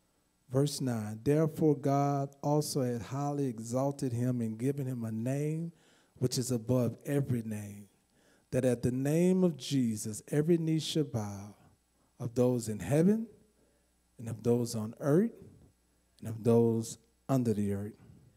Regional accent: California, United States; Never heard of Quick Trip because I came from California, so I never heard of Quick Trip.

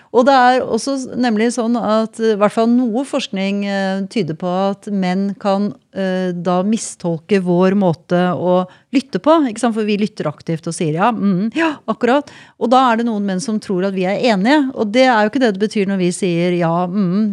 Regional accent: Norway; Jeg er også nordmann

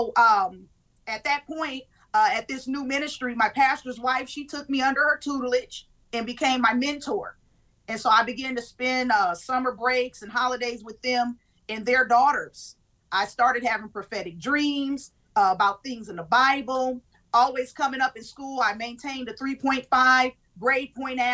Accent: California, United States; Originally, I'm born and raised in California.

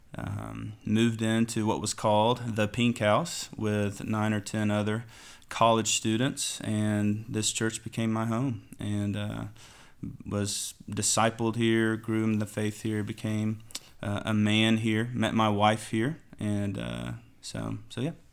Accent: Athens, Tennessee, United States; now in Knoxville, United States; Grew up in Athens, Tennessee, where we just planted the church. So I was born here in Knoxville, and then, uh, went down there for the rest of my life

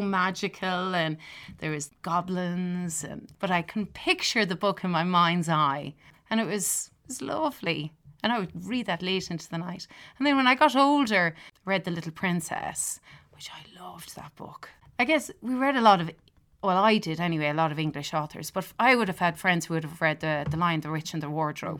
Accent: Durrow, Laois, Ireland; moved away as an adult; also born or lived in Dublin; now in Louisville, Kentucky, United States; I'm from Duro County, Laois, which is a very small little village in, right in the middle of Ireland

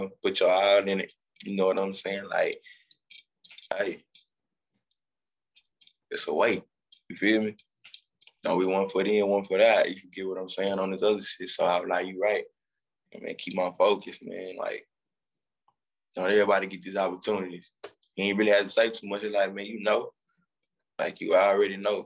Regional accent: East Texas, United States; I'm from East Texas

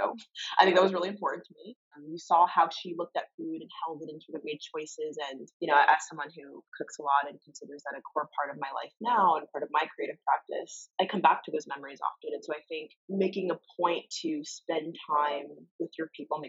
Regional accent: Summit, New Jersey, United States; I grew up in Summit, New Jersey, a very small town known for our lacrosse and tree-lined streets

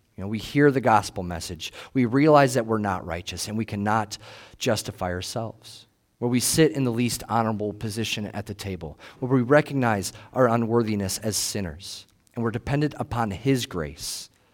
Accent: United States; we're American

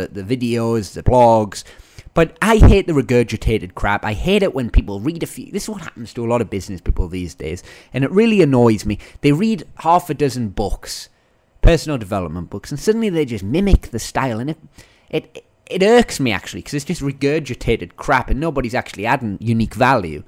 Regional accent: Northern England, United Kingdom; accent: Northern English; moved away; my Northern English accent

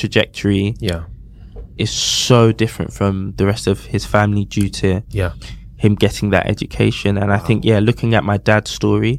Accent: London, United Kingdom; I grew up on Elmington Estate, Southampton Way, so literally merged between Campbell and Peckham

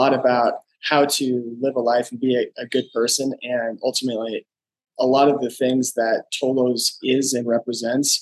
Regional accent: Lakewood, Colorado, United States; I'm from Lakewood, Colorado. I grew up here

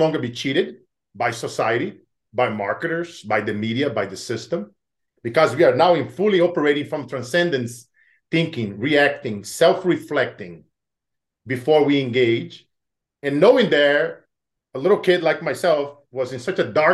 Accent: Brazil; moved away; growing up in Brazil

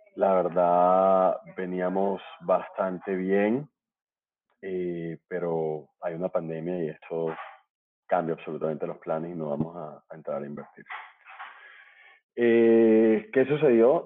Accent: Barranquilla, Atlántico, Colombia; now in Bogotá, Colombia; soy barranquillero, colombiano

